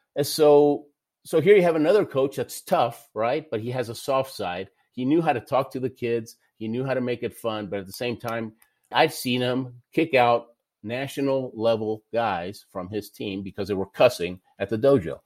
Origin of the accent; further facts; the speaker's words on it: Houston, Texas, United States; also born or lived in Argentina; I lived in Houston, Texas most of my life. I was born in Argentina